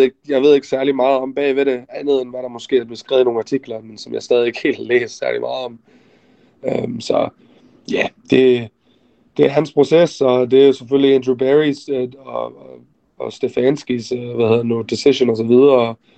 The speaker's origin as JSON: {"language": "Danish", "country": "Denmark", "moved": "yes", "lives_now": "Arizona, United States", "said": "jeg fik muligheden for at komme hjem til Danmark og se familie igen, og være hjemme i Danmark for første gang i mange, mange år"}